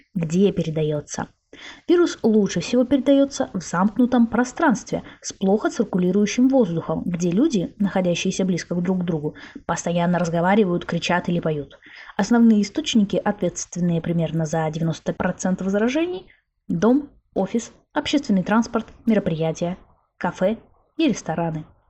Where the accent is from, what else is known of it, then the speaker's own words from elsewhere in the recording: Arkhangelsk, Arkhangelsk Oblast, Russia; в моем родном городе Архангельске